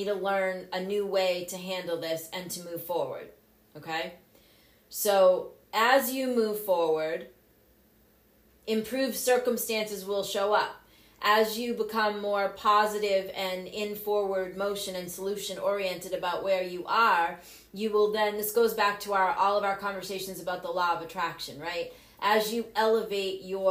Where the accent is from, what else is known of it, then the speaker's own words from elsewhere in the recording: Cape Cod, Massachusetts, United States; I grew up on Cape Cod. I graduated from Barnstable High School